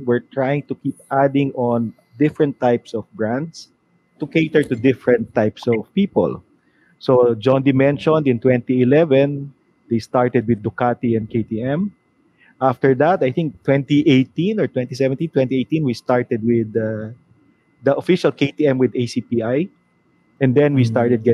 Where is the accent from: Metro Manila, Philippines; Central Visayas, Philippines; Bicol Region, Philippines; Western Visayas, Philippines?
Metro Manila, Philippines; Manila; I'm from Manila